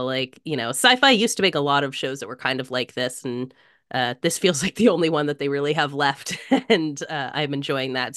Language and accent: English; United States; even as an American